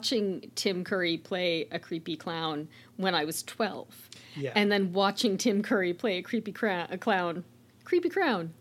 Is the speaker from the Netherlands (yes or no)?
no; Oshawa, Ontario, Canada; my hometown of Oshawa, Ontario